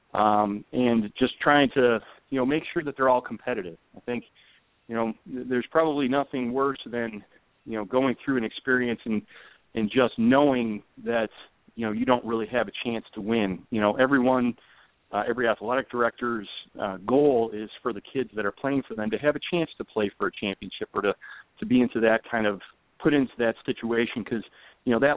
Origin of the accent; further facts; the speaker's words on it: Rochester, New York, United States; moved away as an adult; also born or lived in Corvallis, Oregon; now in Evansville, United States; I'm originally a Northeast guy. I'm from Rochester, New York